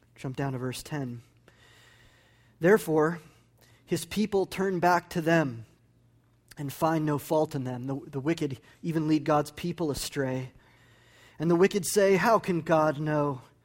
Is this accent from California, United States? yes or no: no; New Mexico, United States; moved away; I'm from New Mexico